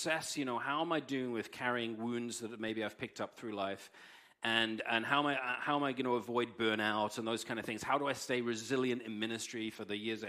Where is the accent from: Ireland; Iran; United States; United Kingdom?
United Kingdom; England; moved away; I'm English